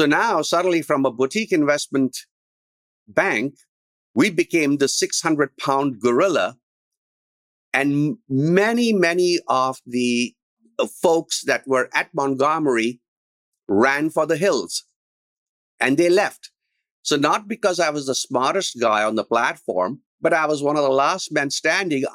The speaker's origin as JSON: {"language": "English", "country": "India", "also_born_or_lived": "Berkeley, California", "moved": "as an adult", "lives_now": "United States", "said": "In 1972, I came from India. And the idea was to come to Berkeley"}